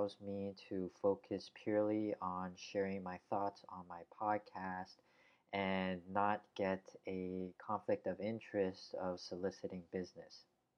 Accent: United States; born there; English is a second language; English is not really my mother tongue, even though I was born in the US.

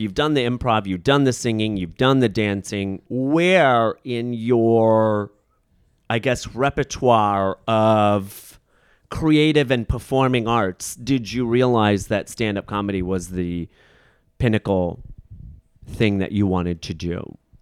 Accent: Rockford, Illinois, United States; accent: Midwestern; moved away; also born or lived in Chicago, Illinois; I grew up in Rockford, Illinois

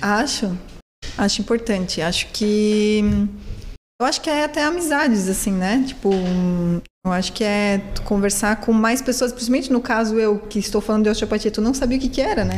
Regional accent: Blumenau, Santa Catarina, Brazil; Blumenau eu acho também, é minha cidade natal

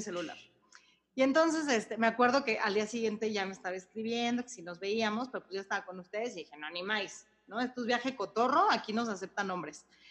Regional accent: Mexico; soy de México

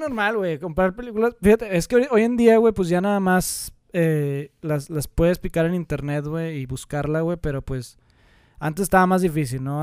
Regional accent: Monterrey, Nuevo León, Mexico; aquí, güey, en Monterrey, güey, nosotros somos de Monterrey

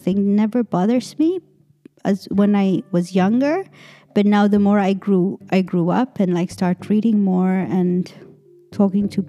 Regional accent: Ethiopia; moved away; I come from Ethiopia, so the whole blackness of Ethiopian people is very different. We're very proud people

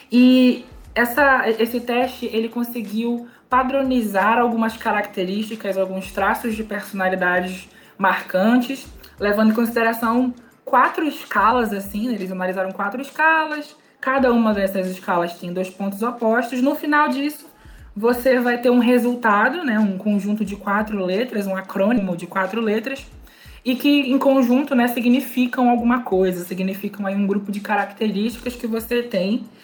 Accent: Manaus, Amazonas, Brazil; Sou manauara

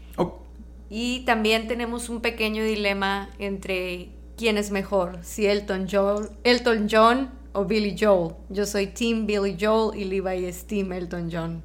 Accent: Mexico; yo soy mexicana

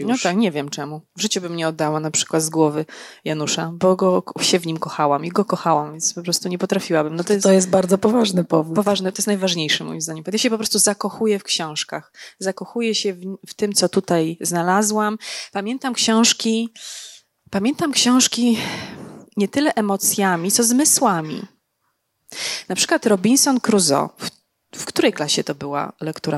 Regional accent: Legnica, Lower Silesian Voivodeship, Poland; ja jestem z Legnicy

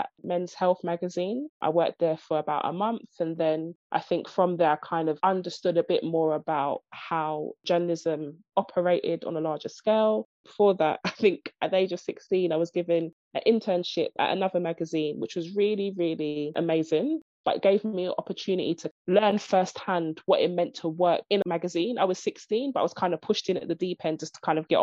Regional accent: London, United Kingdom; I'm from East London, Stratford.

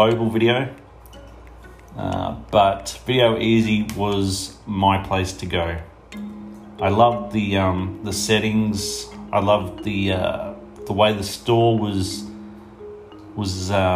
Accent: Toowoomba, Queensland, Australia; I'm from Toowoomba, Queensland in Australia.

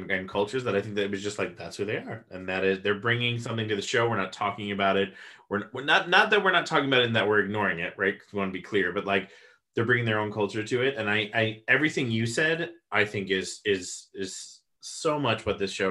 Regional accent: United States; we come from the States

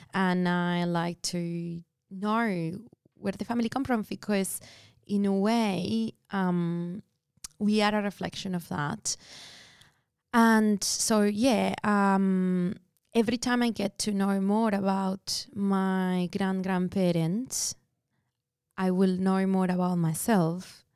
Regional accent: Buenos Aires, Argentina; moved away as an adult; now in Australia; I was born in Buenos Aires, Argentina.

